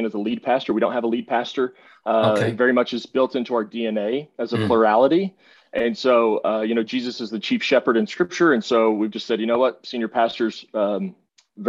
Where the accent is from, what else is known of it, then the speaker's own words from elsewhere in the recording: Texas, United States; moved away as an adult; also born or lived in Northwest Arkansas; I left to come back to Texas. I have to say God's country because I am a Texan